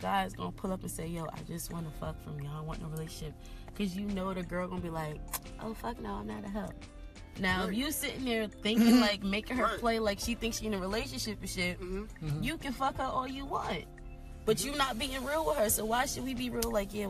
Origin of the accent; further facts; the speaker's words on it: Camden, New Jersey, United States; So I'm from Camden.